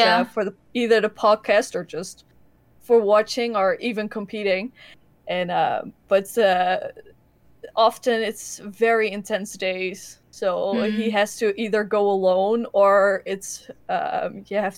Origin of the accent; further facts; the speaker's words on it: Enschede, Overijssel, Netherlands; we're from Enschede, from Holland